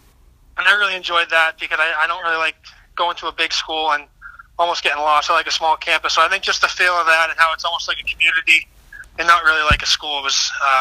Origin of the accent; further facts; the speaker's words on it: Charlestown, Massachusetts, United States; I grew up in Charlestown. I played locally growing up, and then I went to high school at Austin Prep